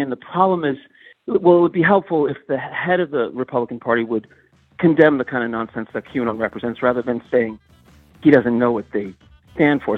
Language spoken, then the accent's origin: English; Northeast, United States; I'm a liberal from the Northeast